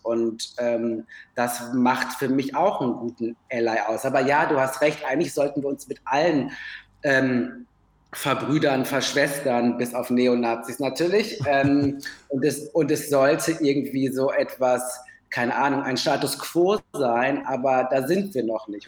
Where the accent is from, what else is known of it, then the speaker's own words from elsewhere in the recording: Ruhr area, North Rhine-Westphalia, Germany; now in Berlin, Germany; ich komme aus dem Ruhrgebiet